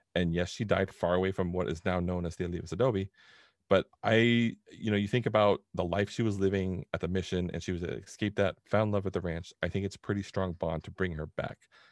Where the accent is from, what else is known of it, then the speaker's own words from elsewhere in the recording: Southern California, United States; we grew up in Southern California